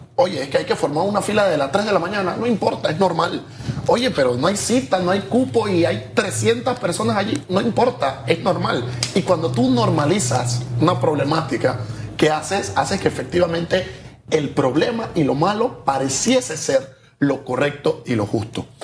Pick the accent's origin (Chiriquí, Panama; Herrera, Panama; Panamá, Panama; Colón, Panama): Colón, Panama; Vámonos a Colón, de donde yo soy